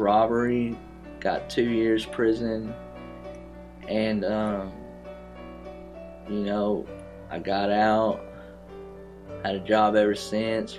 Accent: Tyler, Texas, United States; also born or lived in Plano; I grew up here in Tyler, coming to Shiloh Road with my grandparents

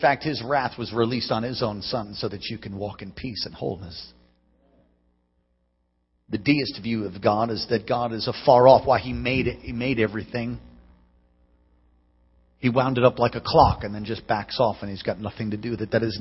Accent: New York, United States; now in Alaska, United States; I'm from New York

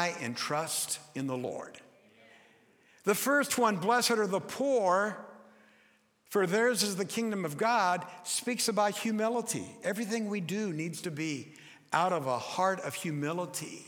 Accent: United States; as Americans

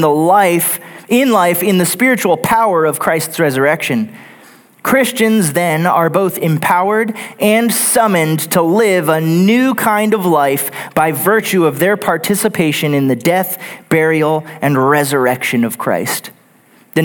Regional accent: Texas, United States; Growing up in Texas, I worked several different manufacturing jobs in Houston right out of high school for a few years

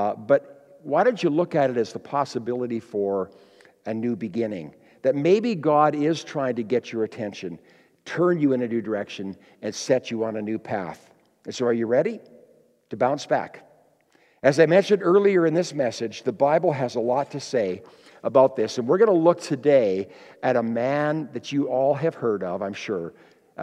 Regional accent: Kenora, Ontario, Canada; I grew up in Kenora, Ontario, Lake of the Woods, east of Winnipeg

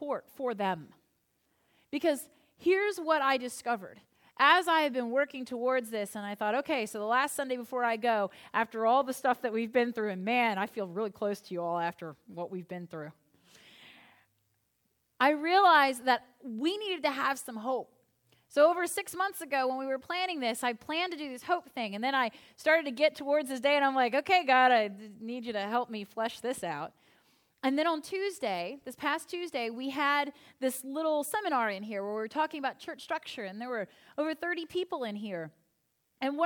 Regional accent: Northern Virginia, United States; also born or lived in Williamsburg, Virginia / Norfolk, Virginia; now in Crozet, United States; a clergy person born and raised in Northern Virginia who's lived in Williamsburg twice and came from serving a church in Norfolk for 8 years

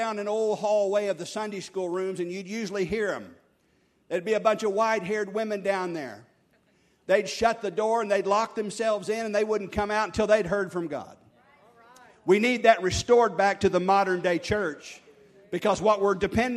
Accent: Oklahoma, United States; our church growing up in Oklahoma here

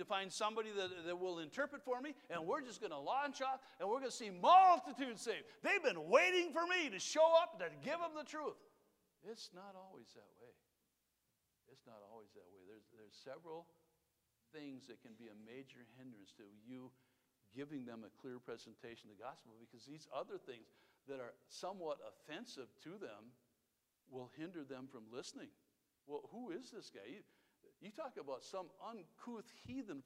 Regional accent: Wisconsin, United States; I'm from Wisconsin.

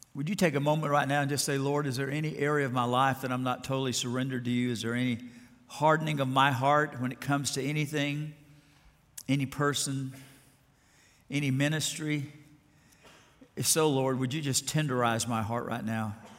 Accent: Alabama, United States; I grew up in Alabama

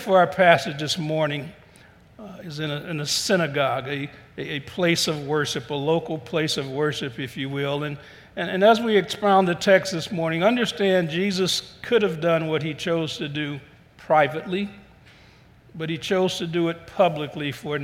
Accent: Cleveland, Ohio, United States; I was born in Cleveland, but every summer we would go down south.

